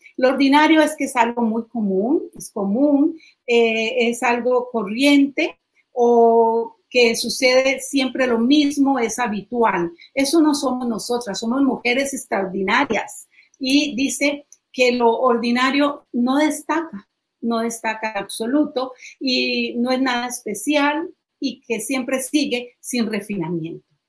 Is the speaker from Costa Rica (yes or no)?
yes; Costa Rica; decimos en Costa Rica